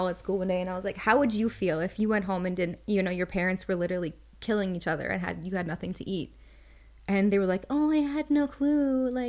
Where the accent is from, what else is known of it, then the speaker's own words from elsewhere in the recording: Florida, United States; born there; also born or lived in New York / Minnesota; Well, I was born in Florida. We moved to New York, actually, and then to Minnesota.